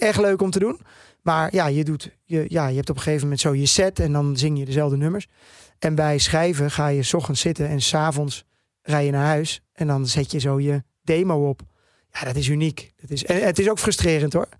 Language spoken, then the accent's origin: Dutch; Netherlands; first language Dutch; ik ben gewoon een Nederlandse jongen. Dit is mijn taal waar ik het beste in schrijf